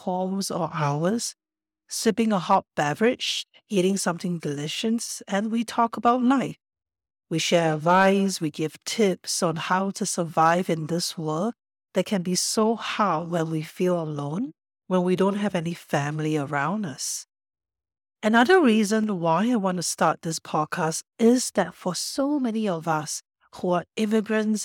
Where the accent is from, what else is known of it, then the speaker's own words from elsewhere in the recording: Singapore; also born or lived in Australia / Japan / Los Angeles; now in Canada; My ancestors were from China, and I was born in Singapore. I am a first-generation immigrant to Canada.